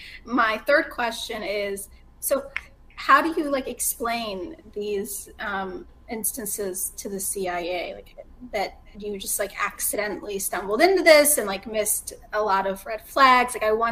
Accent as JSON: {"language": "English", "country": "United States", "tie": "born or raised there", "said": "I was born in the United States."}